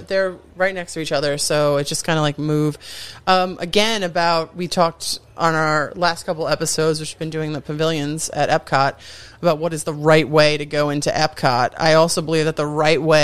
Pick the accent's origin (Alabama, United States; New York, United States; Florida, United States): New York, United States; Long Island; I'm from Long Island.